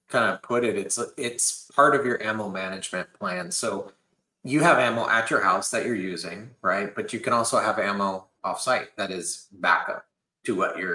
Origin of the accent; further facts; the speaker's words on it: San Jose, California, United States; In California, which is where I was born in San Jose.